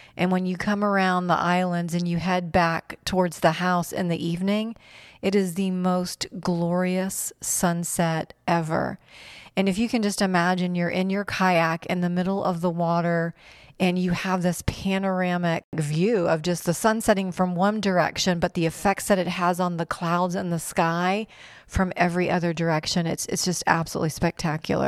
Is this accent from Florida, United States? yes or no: yes; North Port, Florida, United States; also born or lived in New York / Fort Benning, Georgia / Venice, Florida; I was born in New York, into a big Italian family, and when my grandparents moved to Florida, the family moved to Florida, Northport specifically, and lived in Northport until I met Mark